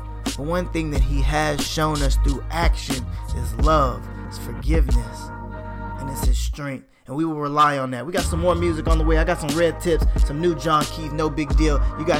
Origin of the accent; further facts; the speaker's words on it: Texas, United States; also born or lived in Alabama / Georgia; even though I was born in the 90s, and I grew up here in Texas, I grew up in the South and Alabama and in Georgia